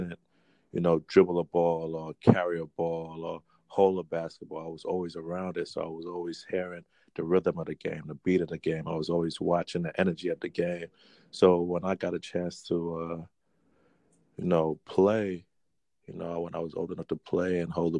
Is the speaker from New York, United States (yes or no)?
yes; New York City, New York, United States; growing up in New York City